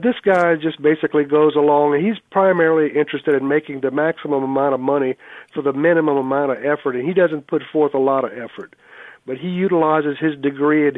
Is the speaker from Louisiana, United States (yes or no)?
yes; South Louisiana, United States; moved away; also born or lived in southeastern United States; originally I was born in South Louisiana